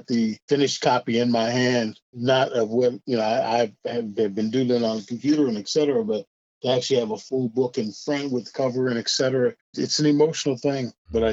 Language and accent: English; Des Moines, Iowa, United States; I grew up in Des Moines, Iowa